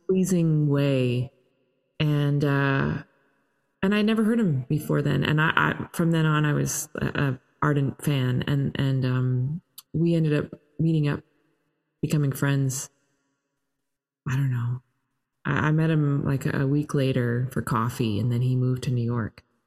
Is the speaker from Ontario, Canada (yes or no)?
yes; Toronto, Ontario, Canada; I'm Canadian and uh, grew up in Toronto